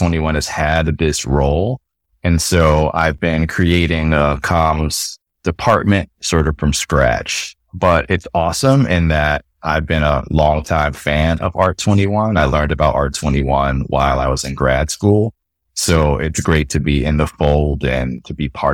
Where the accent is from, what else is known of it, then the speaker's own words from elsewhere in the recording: New York City, New York, United States; moved away; also born or lived in Atlanta / Birmingham; I'm from Queens originally